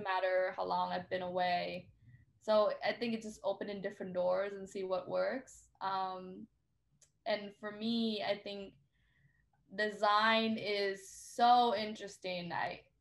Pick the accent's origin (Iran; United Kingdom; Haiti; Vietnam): Vietnam; now in Seattle, United States; I grew up in Vietnam